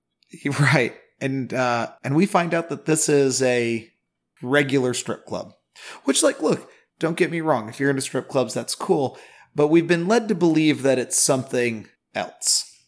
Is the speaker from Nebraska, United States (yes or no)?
yes; Nebraska, United States; I'm from Nebraska